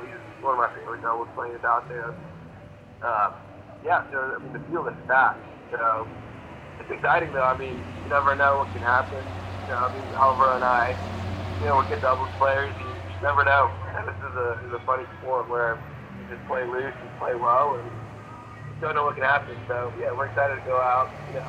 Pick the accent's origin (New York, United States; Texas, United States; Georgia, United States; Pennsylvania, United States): Georgia, United States; Marietta; also born or lived in Colombia / Cuba / Australia / Singapore; so I was born in Colombia and then moved to Cuba at a really young age, and then from there moved to Australia, from there moved to Singapore, from there back to Colombia, and then ended up in Marietta, Georgia when I was 11 or 12.